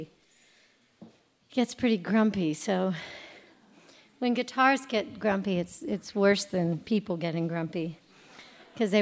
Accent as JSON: {"language": "English", "region": "the South", "country": "United States", "said": "I'm from the South"}